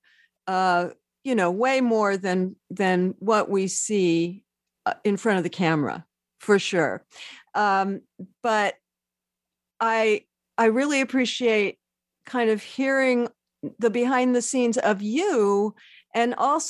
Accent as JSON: {"language": "English", "town": "Oakland", "region": "California", "country": "United States", "tie": "born or raised there", "moved": "yes", "said": "We're both born there, left, and now I live a mile from where I was born in Oakland."}